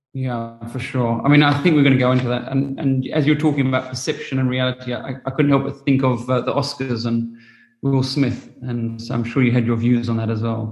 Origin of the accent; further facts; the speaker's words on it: England, United Kingdom; also born or lived in New Zealand / Australia; now in South Africa; I grew up in England and I went to boarding school and I lived in New Zealand and Australia and I'm I'm overly happy in South Africa